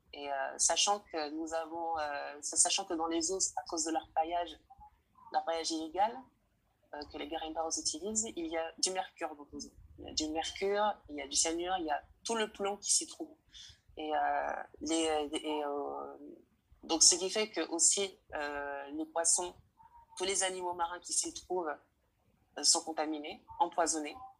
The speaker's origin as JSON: {"language": "French", "country": "French Guiana", "said": "je suis originaire de Guyane française, un département"}